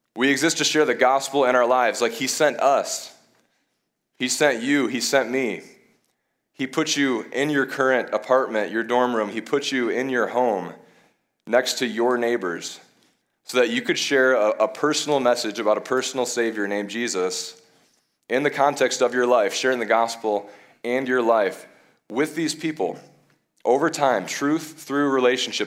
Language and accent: English; Michigan, United States; moved away as an adult; also born or lived in Bowling Green, Ohio; now in Madison, United States; I'm originally from Michigan